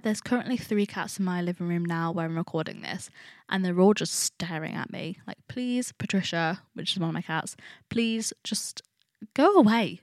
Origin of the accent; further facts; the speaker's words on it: Nottingham, East Midlands, United Kingdom; I study fashion at Nottingham. A lot of people actually ask me why I went to the uni, my hometown